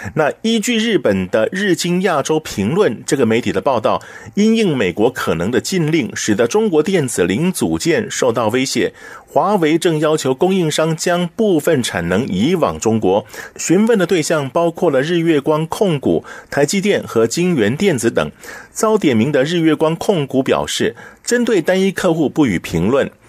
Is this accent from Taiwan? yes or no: yes; Taiwan; 我们台湾这边